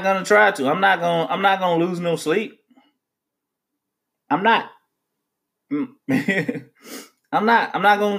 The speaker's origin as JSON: {"language": "English", "country": "United States", "said": "as an American"}